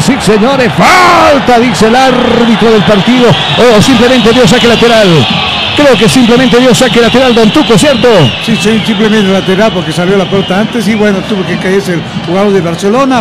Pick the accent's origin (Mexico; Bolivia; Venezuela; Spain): Bolivia; moved away; also born or lived in Ecuador; como buen boliviano